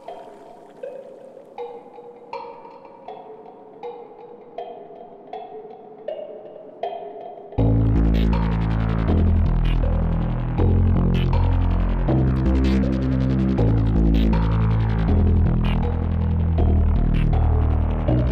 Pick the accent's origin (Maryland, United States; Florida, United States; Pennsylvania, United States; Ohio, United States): Ohio, United States; Dayton; I grew up in Dayton